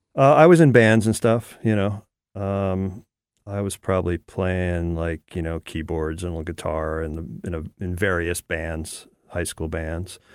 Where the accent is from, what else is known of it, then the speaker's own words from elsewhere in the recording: outside of New York City, United States; I grew up outside of New York City. Uh, I was born in the city